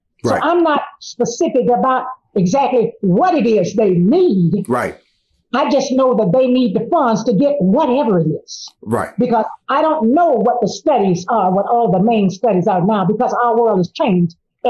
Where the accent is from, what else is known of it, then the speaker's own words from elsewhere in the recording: Miami, Florida, United States; I remember in 1968 when I graduated here in Miami, because I was raised in Miami, all my friends that went off to college, they went to FAMU and Cookman.